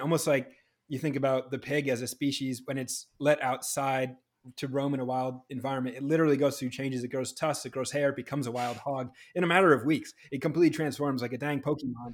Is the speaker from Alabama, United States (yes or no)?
no; New Hampshire, United States; Growing up in New Hampshire